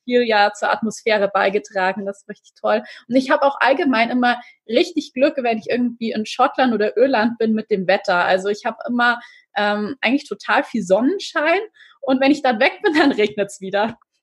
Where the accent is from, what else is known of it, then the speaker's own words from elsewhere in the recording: Regensburg, Bavaria, Germany; ich äh, bin ja aus Regensburg